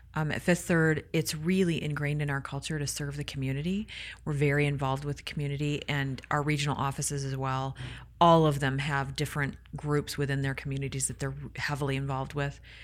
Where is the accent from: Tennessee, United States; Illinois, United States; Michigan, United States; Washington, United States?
Michigan, United States; I hail from Michigan. I love, I love my Mitten people